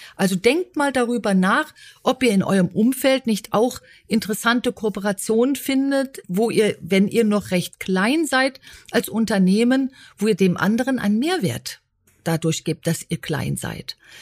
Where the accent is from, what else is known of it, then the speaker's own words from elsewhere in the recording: Berlin, Germany; mit dem zweiten Lebensjahr kam ich tatsächlich nach Berlin mit meinen Eltern, aber ich habe jede Ferienzeit im Siegerland verbracht oder eben auf dem Land, Obergries, Lenkries